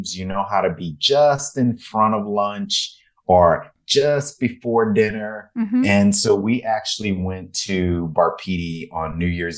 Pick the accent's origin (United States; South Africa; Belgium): United States; Houston, Texas; moved away; growing up in Houston